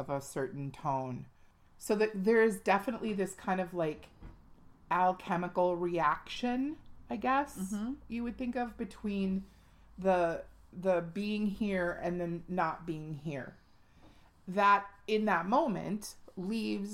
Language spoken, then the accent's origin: English; United States; Our country is 244 years old this year.